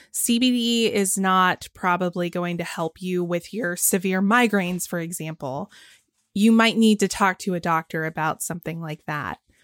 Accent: Georgia, United States; my home state of Georgia

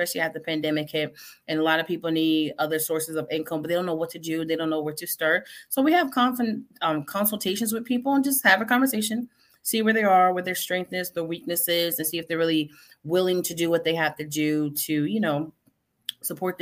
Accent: Connecticut, United States; now in Indiana, United States; I'm not from Florida. I'm originally from Connecticut

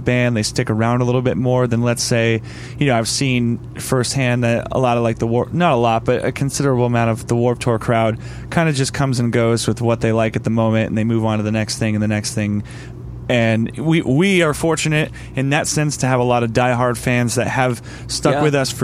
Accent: Pennsylvania, United States; I'm from Pennsylvania

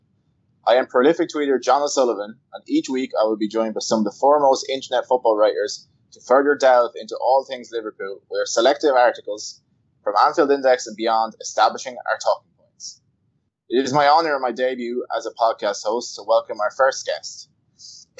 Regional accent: Ireland; I'm Irish

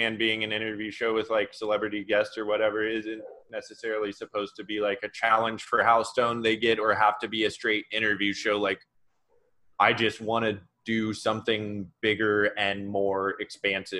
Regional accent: Oregon, United States; I grew up in Oregon. So out in the country, I lived up in a small town outside of Portland.

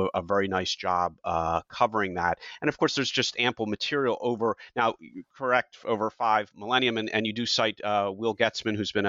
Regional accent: United States; as an American

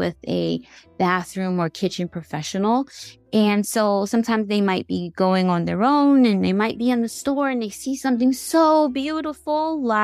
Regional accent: New York City, New York, United States; born or raised there

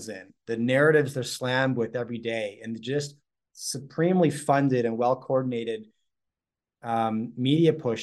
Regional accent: Canada; I'm Canadian

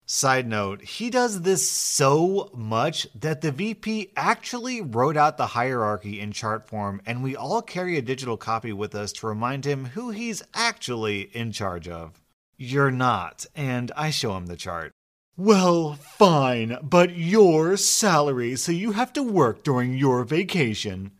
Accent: United States; I'm an American. I've lived in America all my life

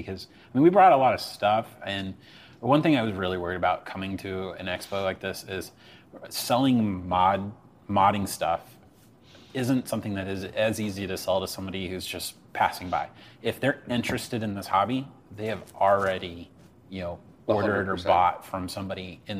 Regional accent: Midwest, United States; I grew up in the Midwest

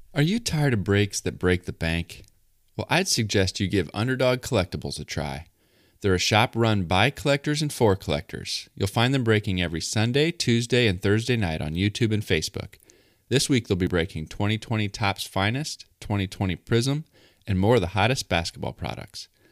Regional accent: Central Illinois, United States; Growing up in Central Illinois

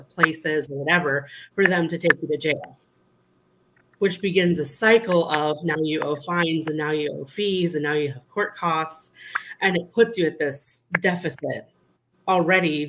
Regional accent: Iowa, United States; I'm from Iowa originally

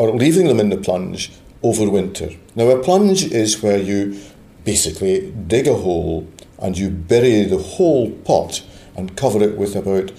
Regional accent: Scotland, United Kingdom; I'm a Scot

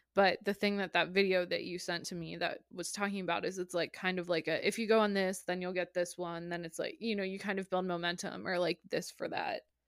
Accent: United States; I'm American.

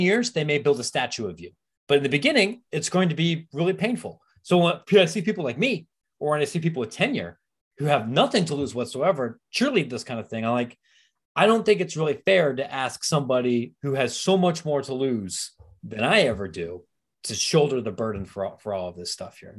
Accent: Pataskala, Ohio, United States; moved away as an adult; also born or lived in Reynoldsburg, Ohio / Granville, Ohio / Arizona; I'm from Licking County. All right, I, wow. I, I was born in Reynoldsburg, lived in Pataskala, went to Granville High School, graduated from Ohio State

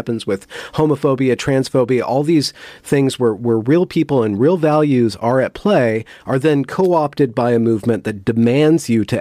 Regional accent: United States; I'm American

